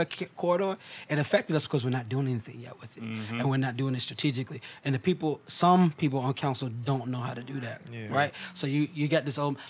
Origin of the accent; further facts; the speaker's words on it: Portsmouth, Virginia, United States; I'm from Prentice Park, right? Mm-hmm. My grandma still's on Evergreen Street. That's home for me.